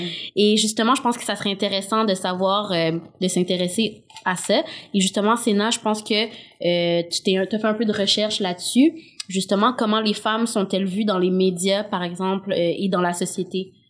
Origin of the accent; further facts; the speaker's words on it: Saint-Basile-le-Grand, Quebec, Canada; accent: joual; j'ai grandi dans une école à majorité blanche dans la belle ville de Saint-Basile-le-Grand